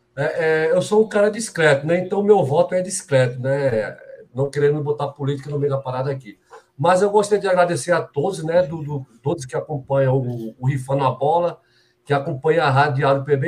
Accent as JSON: {"language": "Portuguese", "country": "Brazil", "said": "nós somos brasileiros"}